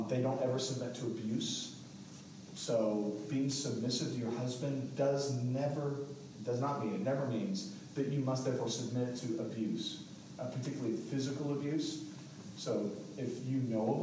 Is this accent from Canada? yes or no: no; England, United Kingdom; now in Fayetteville, United States; I'm English, like through and through.